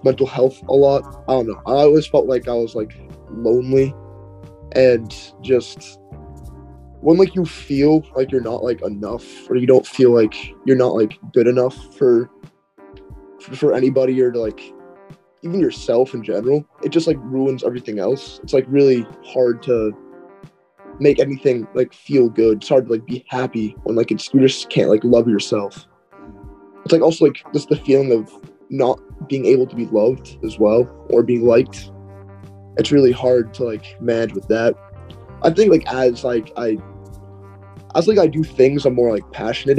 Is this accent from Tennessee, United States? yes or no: no; Sharon, Massachusetts, United States; I'm from Sharon, Massachusetts